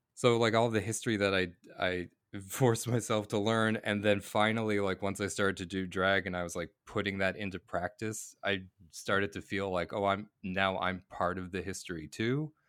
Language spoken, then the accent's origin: English; Cape Breton Island, Nova Scotia, Canada; moved away as an adult; also born or lived in Boston, Massachusetts, United States / Halifax, Nova Scotia; now in Vancouver, Canada; I grew up in Boston and then, uh, like, on Cape Breton Island